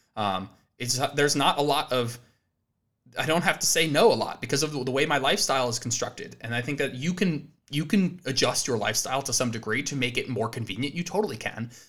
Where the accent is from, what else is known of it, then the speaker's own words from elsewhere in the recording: New Jersey, United States; moved away as an adult; now in Austin, Texas, United States; We're originally both from New Jersey